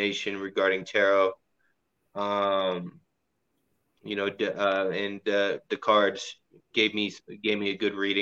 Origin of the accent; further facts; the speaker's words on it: Southern California, United States; I grew up in SoCal, so I'm used to the heat